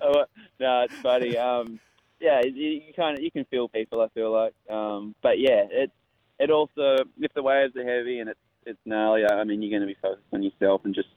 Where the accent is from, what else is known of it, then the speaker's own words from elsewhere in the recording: Western Australia, Australia; I grew up in Western Australia, where the waves are really heavy.